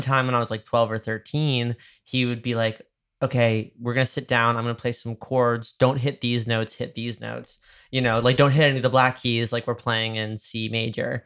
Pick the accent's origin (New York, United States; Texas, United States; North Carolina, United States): New York, United States; Dobbs Ferry; moved away; my hometown, uh, I'm from, like, like, the river towns in Westchester